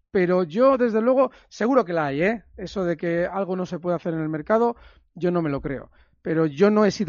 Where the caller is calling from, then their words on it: Alcobendas, Community of Madrid, Spain; de Alcobendas